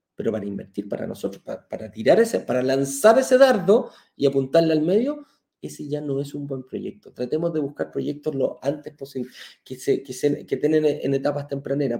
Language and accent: Spanish; Chile; now in Mexico; lo que tenemos en Chile